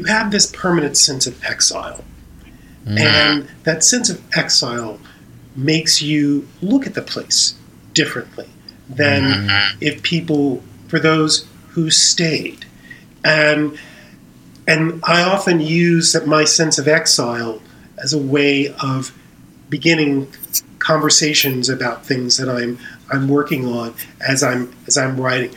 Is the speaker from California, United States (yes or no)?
no; Mississippi, United States; moved away; my growing up in Mississippi